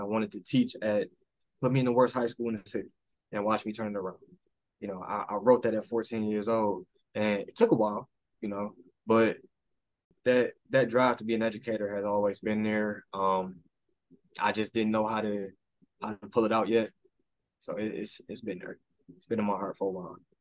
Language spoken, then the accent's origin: English; Detroit, Michigan, United States; I'm still from Detroit